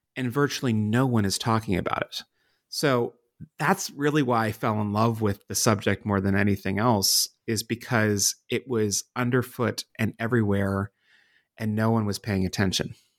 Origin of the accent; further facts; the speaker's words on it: Pittsburgh, Pennsylvania, United States; moved away as an adult; also born or lived in Washington, D.C.; my home city of Pittsburgh, Pennsylvania, and my adopted city of Washington, D C